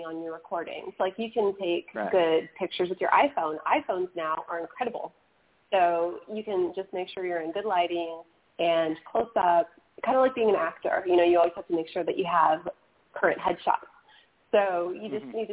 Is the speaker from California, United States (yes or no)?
yes; California, United States; I'm from California